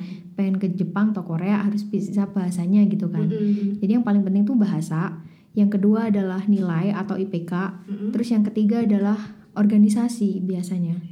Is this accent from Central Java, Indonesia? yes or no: no; Malang, East Java, Indonesia; also born or lived in London; saya asli Malang, 23 tahun hidup di Malang